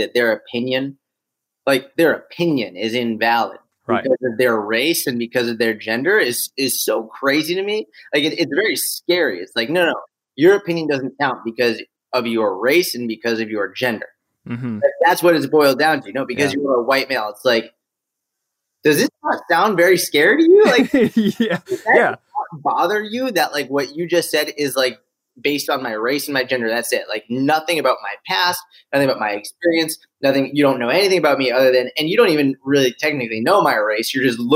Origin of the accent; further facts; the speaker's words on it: Boston, Massachusetts, United States; also born or lived in Israel / Delaware / Tel Aviv; now in New York, United States; I grew up in Boston. I grew up in a suburb of Boston